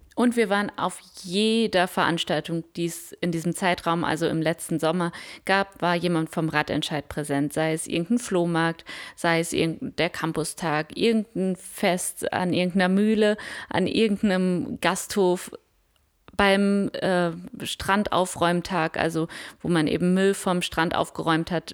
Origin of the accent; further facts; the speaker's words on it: Münster, North Rhine-Westphalia, Germany; now in Rostock, Germany; Ich komme aus Münster